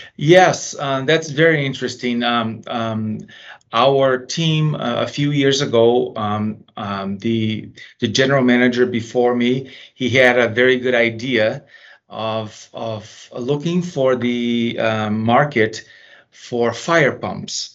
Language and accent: English; Brazil; now in United States; I was originally from Brazil